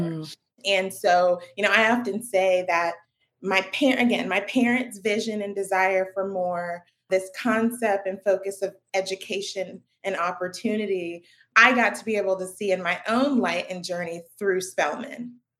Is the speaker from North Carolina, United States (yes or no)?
yes; Raleigh, North Carolina, United States; I was born in Raleigh, North Carolina